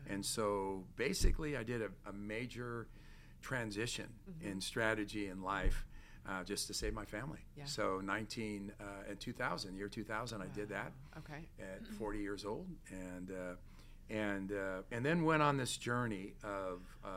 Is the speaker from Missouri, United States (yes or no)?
no; Torrance, California, United States; also born or lived in New York; I was raised in Torrance, California